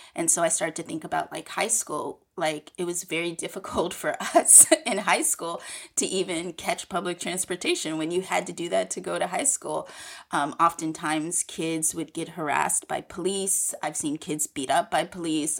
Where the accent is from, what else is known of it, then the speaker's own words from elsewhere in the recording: San Francisco, California, United States; I grew up in San Francisco in the eighties and nineties